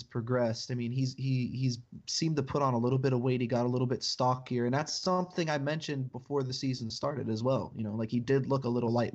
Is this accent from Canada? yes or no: no; United States; being American